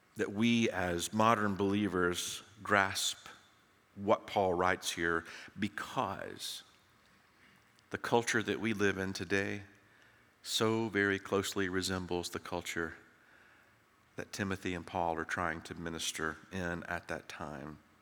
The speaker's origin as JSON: {"language": "English", "region": "Tennessee", "country": "United States", "tie": "born or raised there", "moved": "yes", "lives_now": "Texas, United States", "said": "When I grew up in Tennessee"}